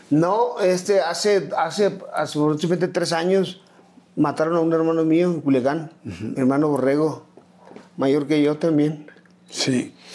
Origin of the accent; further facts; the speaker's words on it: Culiacán, Sinaloa, Mexico; also born or lived in Ciudad Obregón, Sonora / Tijuana; Nos tuvimos que ir a Culiacán cuando yo tenía cuatro años aproximadamente. Y toda mi vida pues he radicado en, en Culiacán